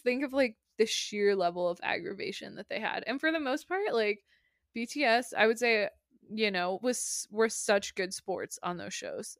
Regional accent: United States; I'm American.

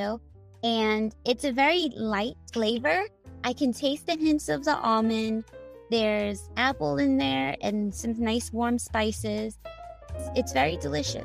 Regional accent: New York City, New York, United States; Queens, New York, my hometown

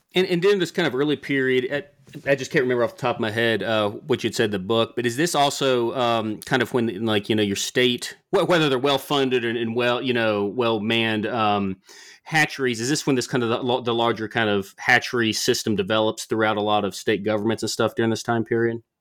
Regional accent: the South, United States; growing up in the South

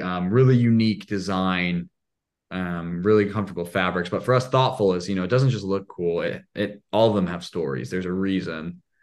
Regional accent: Indiana, United States; I'm from Indiana.

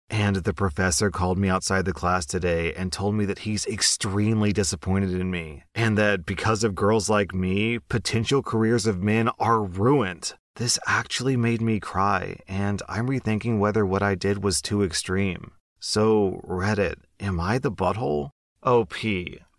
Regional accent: United States; as an American

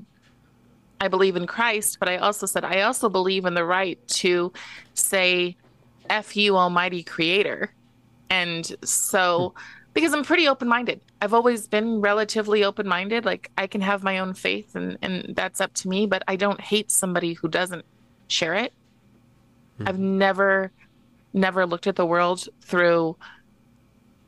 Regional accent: Moses Lake, Washington, United States; also born or lived in Seattle; I'm from Moses Lake, but I, Moses Lake, Washington

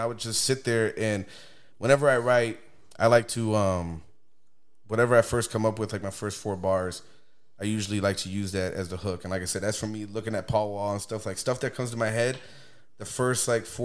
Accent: Texas, United States; moved away; also born or lived in Chicago; I was growing up in Texas

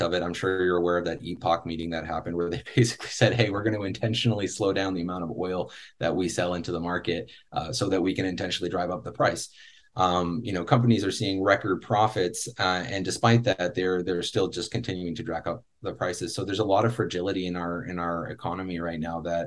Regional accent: Canada; a Canadian myself

